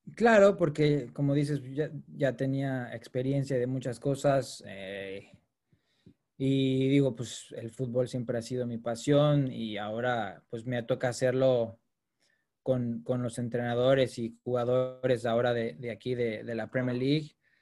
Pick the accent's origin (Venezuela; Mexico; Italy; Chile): Mexico; moved away as an adult; now in United Kingdom; siendo mexicano